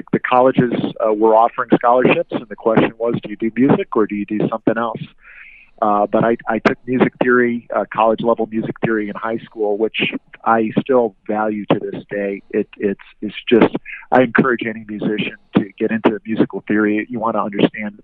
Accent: Rochester, New York, United States; moved away; I'm from Rochester, New York originally

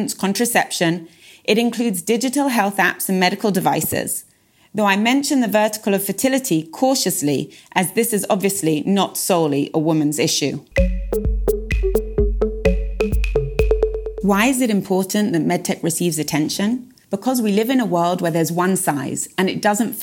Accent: England, United Kingdom; moved away as an adult; now in Israel; I'm originally from England. I moved to Israel around 14 years ago

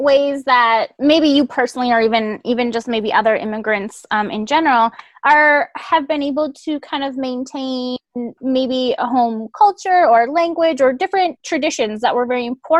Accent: Midwest, United States; We're headed to Wisconsin for a wedding, but we're both from the Midwest.

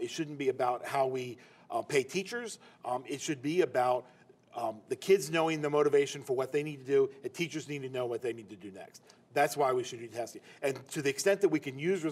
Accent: Chapel Hill, North Carolina, United States; I grew up in Chapel Hill in North Carolina

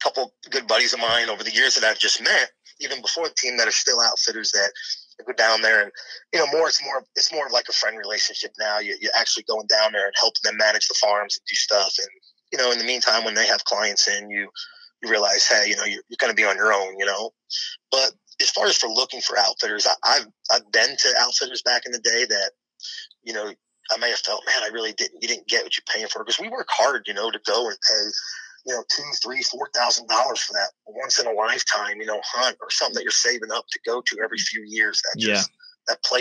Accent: Long Island, New York, United States; moved away as an adult; growing up on Long Island

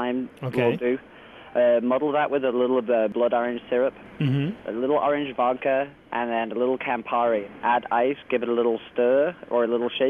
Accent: Liverpool, North West England, United Kingdom; moved away; originally I'm from Liverpool, England

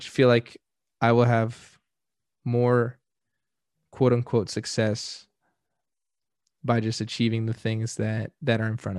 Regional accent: Carlsbad, California, United States; because I grew up in San Diego ish Carlsbad

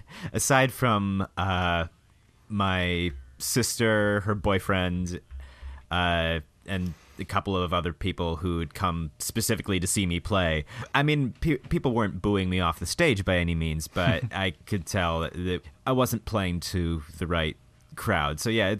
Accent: Michigan, United States; Yeah. I'm from the Midwest, y'all.

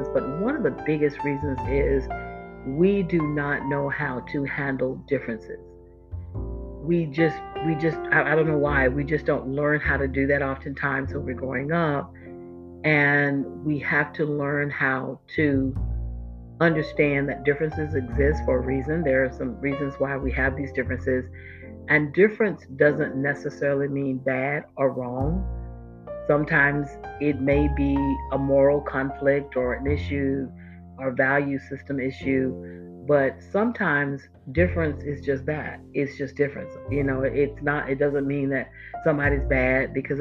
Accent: Florida, United States; moved away; I'm from Florida, born and raised

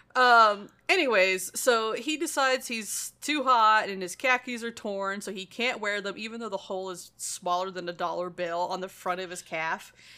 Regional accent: Missouri, United States; we're from Missouri

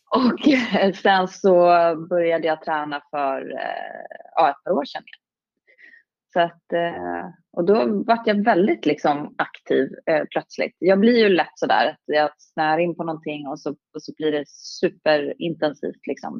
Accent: Stockholm, Stockholm County, Sweden; jag är ju från, från Stockholm

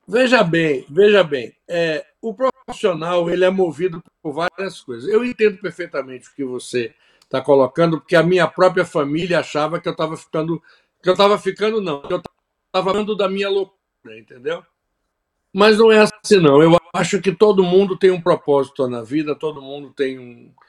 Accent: Bahia, Brazil; moved away as an adult; also born or lived in Salvador; now in Florida, United States; a cultura da minha terra, que eu amo, sou apaixonado, não vou me desligar dela nunca

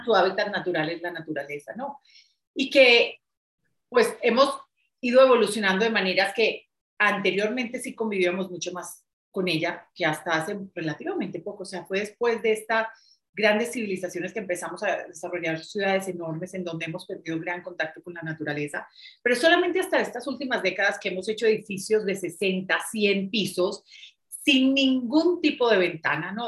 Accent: Medellín, Antioquia, Colombia; yo soy de Medellín, de Colombia, en donde es una ciudad muy vanidosa

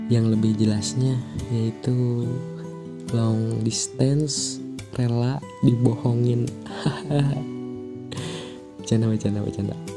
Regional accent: Ciamis, West Java, Indonesia; Asal gue dari Ciamis You know lah Ciamis

